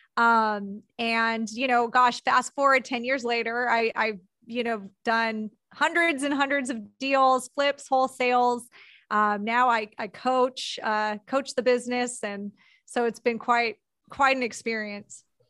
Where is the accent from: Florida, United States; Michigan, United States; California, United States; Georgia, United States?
California, United States; Southern; born or raised there